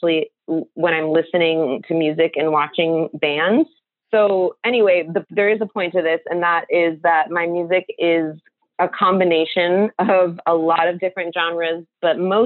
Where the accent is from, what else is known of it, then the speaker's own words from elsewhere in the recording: Seal Beach, California, United States; moved away as an adult; also born or lived in San Francisco Bay Area, California; originally I'm from Seal Beach, California, which is technically in Orange County.